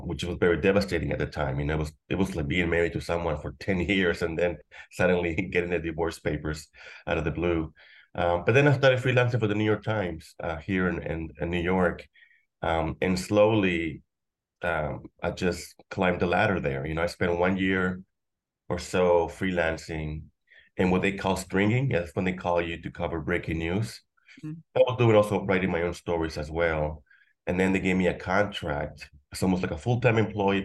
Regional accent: Juchipila, Zacatecas, Mexico; moved away; also born or lived in Los Angeles, United States / Inglewood, United States / McAllen, Texas, United States; I was in this small town from the third grade to high school. And by that point, it was the late 1980s. The economy in Mexico was faltering, especially in my hometown, Juchipila, Zacatecas

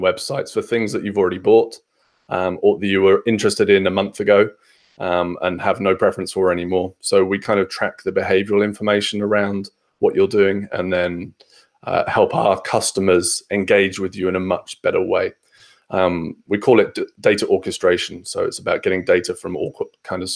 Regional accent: Fareham, South East England, United Kingdom; moved away as an adult; now in Bournemouth, United Kingdom; So I'm originally from Hampshire, in a place called Fareham, which is between Portsmouth and Southampton for the first 18 years of my life

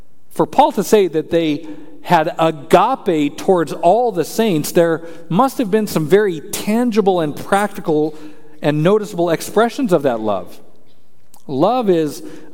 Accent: Colorado, United States; I'm from Colorado

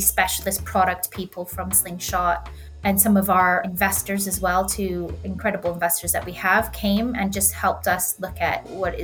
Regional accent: Canada; moved away as an adult; also born or lived in London, United Kingdom; now in Cornwall, United Kingdom; I actually grew up basically the middle of nowhere in the foothills of the Rockies in Canada and moved to the UK to study the London School of Economics.

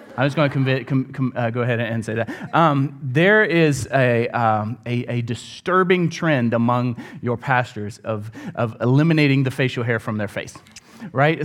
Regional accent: Columbia, South Carolina, United States; I would come up from, uh, Columbia, South Carolina

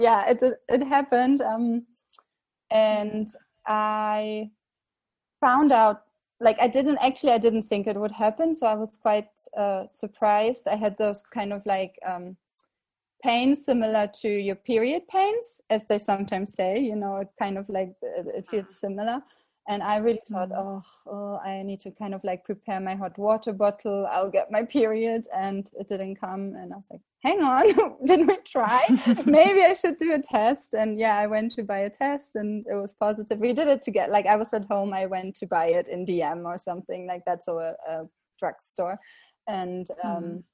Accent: Berlin, Germany; moved away as an adult; also born or lived in Prague, Czech Republic / Jeseník Mountains, Czech Republic; now in Czech Republic; I'm originally from Berlin, Germany. Now based in the Czech Republic for about 8 years.

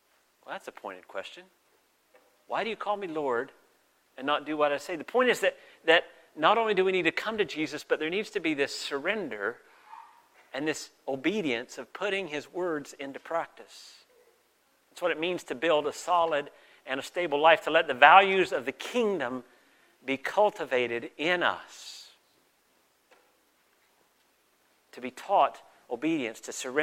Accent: the American South, United States; moved away as an adult; also born or lived in Mexico; now in Canada; I grew up in the American South, which really shaped me

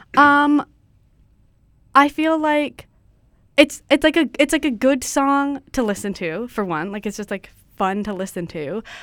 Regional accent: Ladysmith, British Columbia, Canada; I'm from Vancouver Island

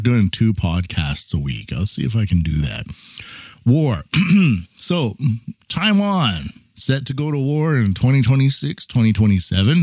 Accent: Canada; now in Japan; a Canadian living in Japan

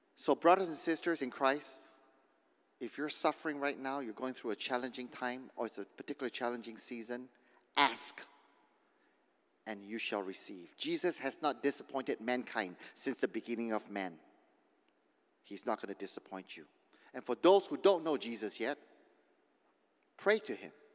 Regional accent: Indonesia; moved away; growing up in Indonesia, in the villages, in the kampong

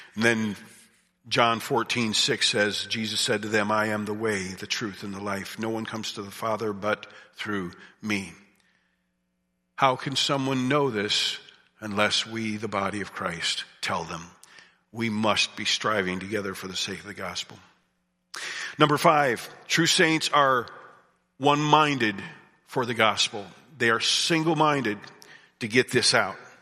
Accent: United States; I grew up in Amish country

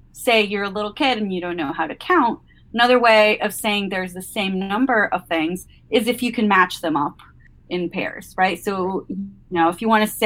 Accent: Caracas, Capital District, Venezuela; moved away as an adult; now in Maine, United States; I live in Maine. I'm originally from Caracas, Venezuela, so quite a ways away.

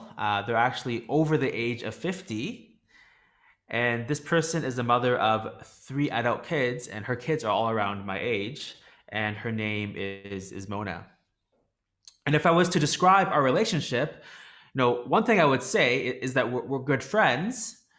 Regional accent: Toronto, Ontario, Canada; now in Hong Kong; I'm originally from Toronto in Canada, but even though I'm in Hong Kong and my friend's still in Toronto, we still stay in touch here.

